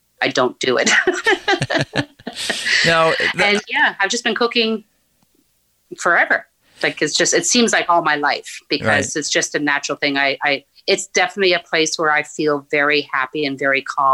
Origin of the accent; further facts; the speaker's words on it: Newfoundland and Labrador, Canada; moved away as an adult; also born or lived in Nain, Labrador; now in Ottawa, Canada; our family moved down to Northern Newfoundland, where I was until I graduated high school